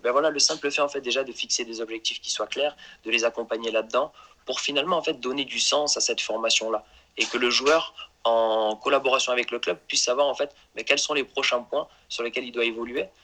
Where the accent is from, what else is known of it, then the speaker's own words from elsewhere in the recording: Marseille, Provence-Alpes-Côte d'Azur, France; je suis issu de Marseille